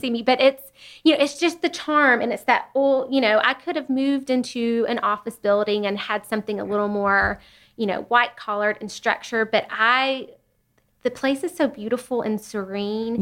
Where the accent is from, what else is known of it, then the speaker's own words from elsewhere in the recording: Chattanooga, Tennessee, United States; I grew up in Chattanooga